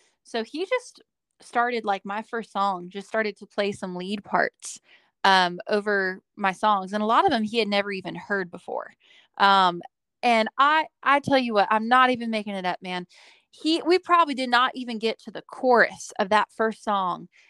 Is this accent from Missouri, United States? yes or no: no; Bakersfield, California, United States; I am from Bakersfield, California. It's my hometown.